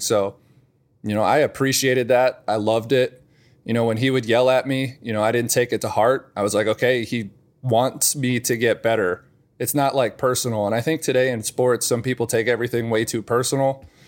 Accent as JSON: {"language": "English", "area": "thirty minutes outside of Northwestern", "region": "Illinois", "country": "United States", "tie": "born or raised there", "also_born_or_lived": "Wisconsin", "moved": "as an adult", "said": "I grew up thirty minutes outside of Northwestern"}